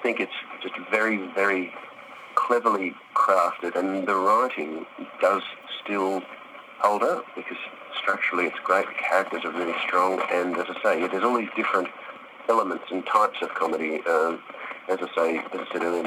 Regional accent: Melbourne, Victoria, Australia; Melbourne, which is my hometown

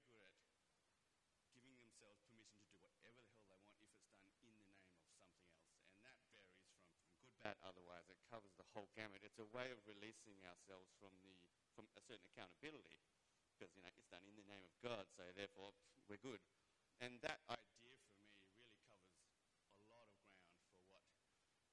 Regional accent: Perth, Western Australia, Australia; Back in the 80s in Perth when I was a kid growing up

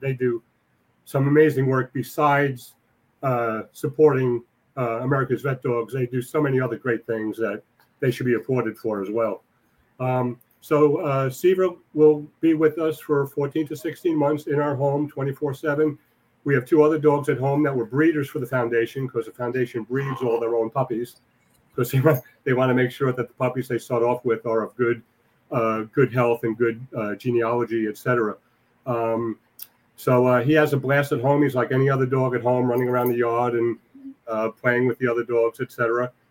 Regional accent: New York City, New York, United States; I was born and raised in Whitestone.

